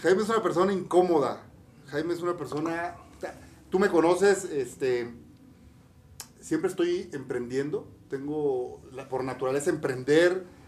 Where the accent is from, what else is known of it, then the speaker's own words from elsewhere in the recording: Campeche, Mexico; moved away as an adult; also born or lived in Puebla; vengo de Campeche, de Ciudad de Campeche. Me vine a estudiar a la universidad, a Puebla